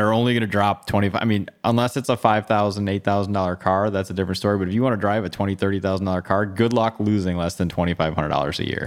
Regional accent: Bloomfield Hills, Michigan, United States; I grew up in Bloomfield Hills, went to Lassar High School, stayed here for college.

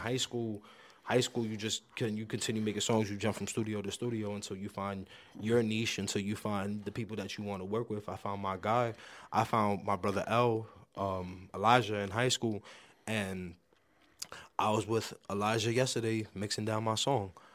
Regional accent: New York City, New York, United States; I'm from the Bronx

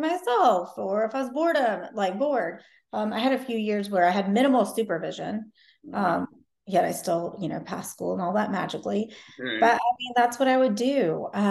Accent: Macon, Georgia, United States; I was born and raised in Macon, Georgia

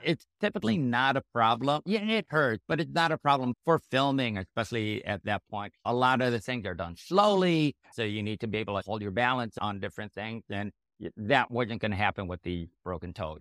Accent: Chicago area, Illinois, United States; I was born in the Chicago area

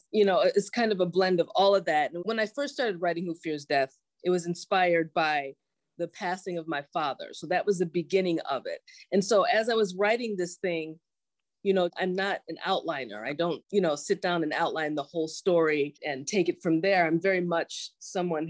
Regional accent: United States; even though I'm Nigerian American, I'm also a very curious Nigerian American

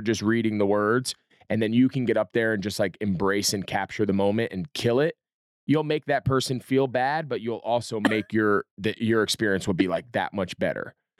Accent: New Jersey, United States; I grew up in New Jersey

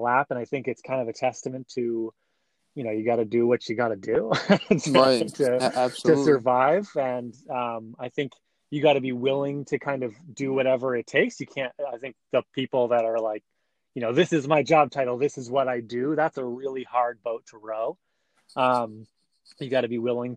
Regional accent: Vermont, United States; now in San Francisco, United States; I am from Vermont, the tiny state right next to New York

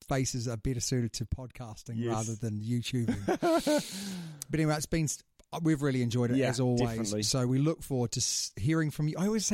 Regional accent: New Zealand; the defining moment as a Kiwi.

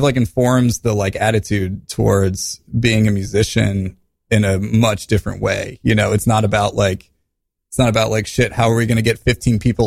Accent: Midwest, United States; now in New York City, United States; we're from the Midwest where things are a lot different

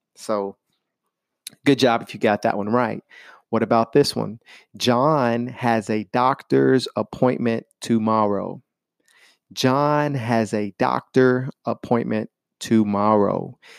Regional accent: Chattanooga, Tennessee, United States; I am from Chattanooga, Tennessee, and that is in the United States of America

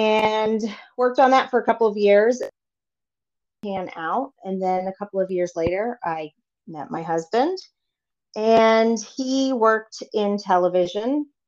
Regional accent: Lowell, Massachusetts, United States; born there; I was born in Massachusetts, in Lowell, Massachusetts, but my dad worked for Kmart for 40 years.

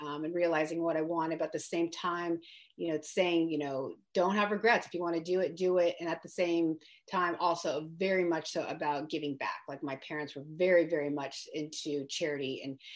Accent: the Bay Area, California, United States; I grew up in the Bay Area, like really close to where I'm at now in Brentwood.

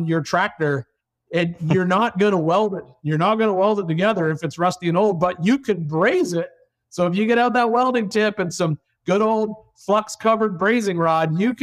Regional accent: Canada; moved away; originally I'm from Canada

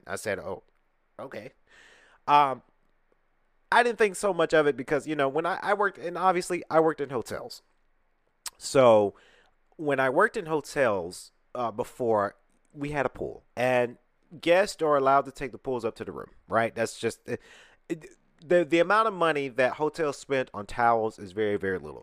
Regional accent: Atlanta, Georgia, United States; I'm from Atlanta.

